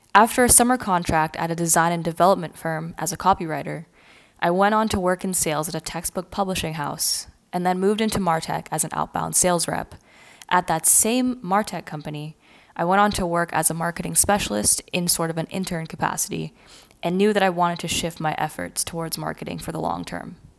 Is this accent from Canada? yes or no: yes; Ontario, Canada; I'm actually born and raised in Canada, and I've always lived within two to three hours of Toronto